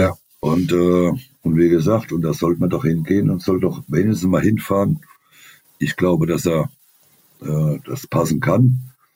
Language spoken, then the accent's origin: German; Germany; als, als Deutscher